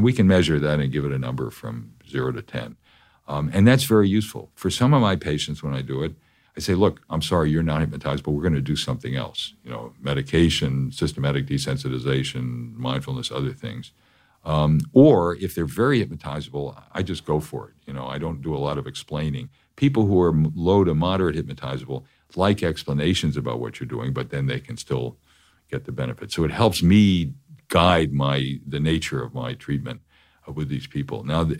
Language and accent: English; New York, United States; I'm a New Yorker.